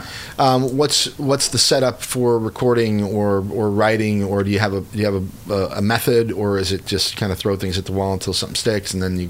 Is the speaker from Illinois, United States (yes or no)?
yes; Chicago, Illinois, United States; moved away; I'm from the Chicago area originally.